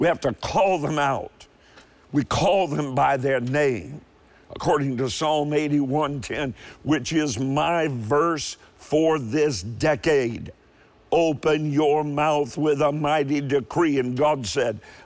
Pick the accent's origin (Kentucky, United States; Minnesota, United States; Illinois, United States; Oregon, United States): Kentucky, United States; also born or lived in Cleveland, Ohio; I was born in Cleveland. You say, but you're from Kentucky. I know, but my father took a job in Cleveland